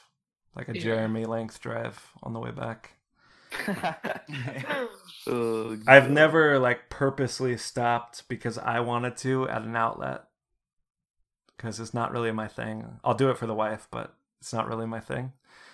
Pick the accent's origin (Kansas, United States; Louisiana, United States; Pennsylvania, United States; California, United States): Louisiana, United States; New Orleans; I came from New Orleans and I was like, fuck, what the hell?